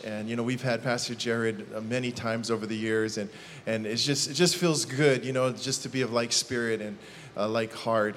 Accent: Hawaii, United States; I'm from Hawaii

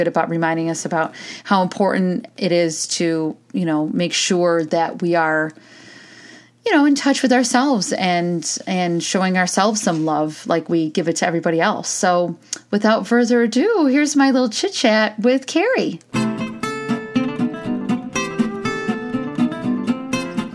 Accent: United States; we as American women

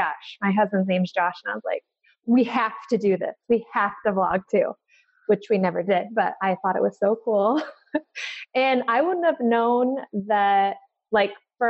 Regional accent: Central Oregon, United States; also born or lived in Alaska; I'm originally from Alaska and my parents moved to Oregon. We moved when I was in third grade

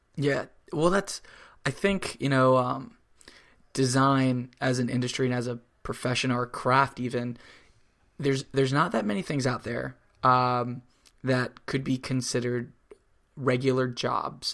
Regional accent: Florida, United States; now in New York, United States; I grew up in Florida

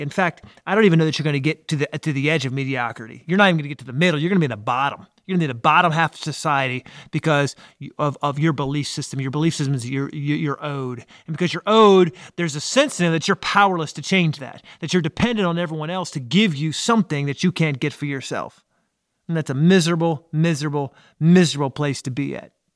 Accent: Washington, District of Columbia, United States; now in South Carolina, United States; I'm from Washington, D.C. area. Even though I live in South Carolina, I think it's still ingrained in me

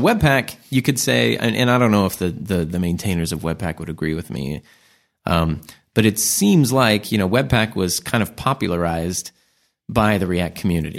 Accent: United States; As American

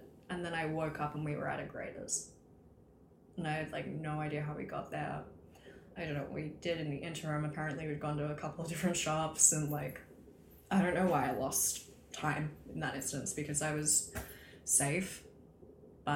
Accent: Australia; moved away; growing up in Australia

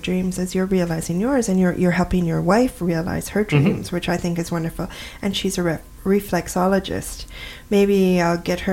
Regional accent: Western Canada, Canada; I'm from there

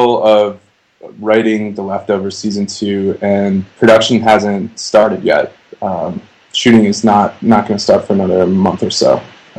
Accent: Green Bay, Wisconsin, United States; also born or lived in Chicago, Illinois; now in Los Angeles, United States; Well, I grew up in Wisconsin, but I lived there.

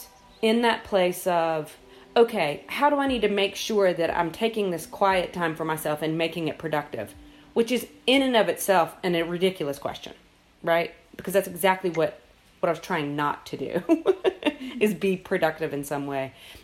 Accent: South Carolina, United States; now in Atlanta, United States; the state of South Carolina, which is my home state

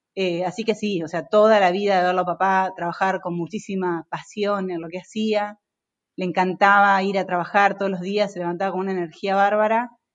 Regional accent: Concepción del Uruguay, Entre Ríos, Argentina; moved away as an adult; now in Buenos Aires, Argentina; yo soy de Concepción del Uruguay, Entre Ríos

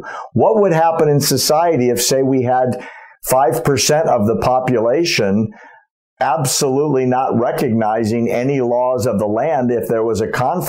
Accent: United States; an American who was born and raised here

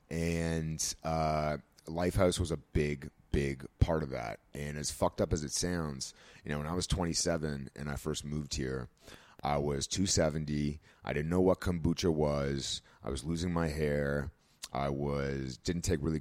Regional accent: Toronto, Ontario, Canada; I grew up in Toronto

